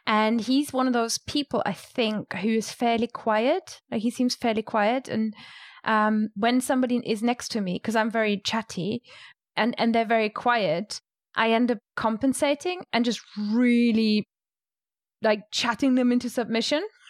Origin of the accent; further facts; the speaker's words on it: Rhineland-Palatinate, Germany; moved away; I grew up, eh, basically in a vineyard, and I'm from the Moselle Valley in Germany